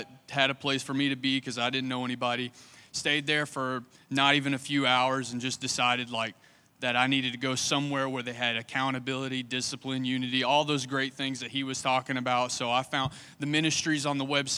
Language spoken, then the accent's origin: English; Somerset, Kentucky, United States; moved away as an adult; now in Lakeland, United States; I'm from Kentucky